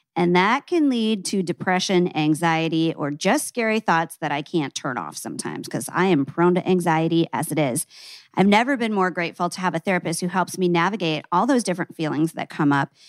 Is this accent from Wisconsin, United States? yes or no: no; Omaha, Nebraska, United States; "I'm from Nebraska." He goes, "Omaha?" I go, "Yeah."